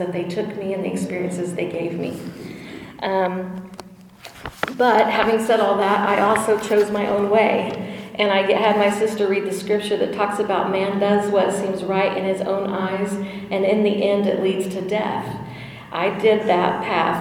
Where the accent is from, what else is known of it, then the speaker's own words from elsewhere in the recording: El Dorado, United States; Growing up in El Dorado